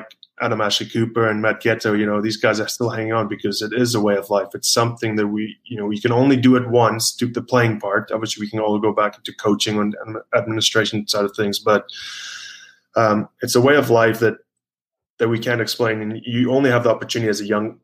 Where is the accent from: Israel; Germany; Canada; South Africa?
South Africa; moved away; also born or lived in Glasgow, Scotland / Wales / Newcastle, England; I'm obviously born in South Africa.